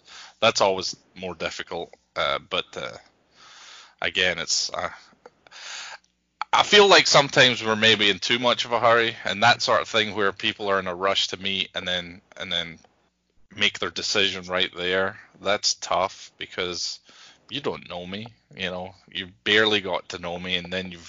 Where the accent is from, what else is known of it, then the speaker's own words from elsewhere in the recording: Scotland, United Kingdom; accent: Scottish; moved away as an adult; now in United States; I've almost lived here as long as I lived in Scotland